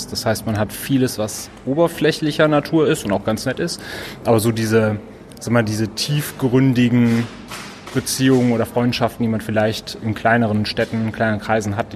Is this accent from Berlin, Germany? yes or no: no; Wuppertal, North Rhine-Westphalia, Germany; born there; now in Cologne, Germany; Also ich habe früher, ich komme ja gebürtig aus Wuppertal, immer gedacht